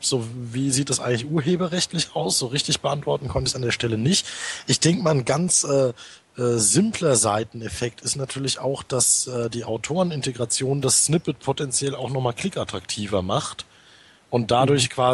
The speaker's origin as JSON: {"language": "German", "region": "North Rhine-Westphalia", "country": "Germany", "said": "also ich komme ja aus dem Ruhrgebiet"}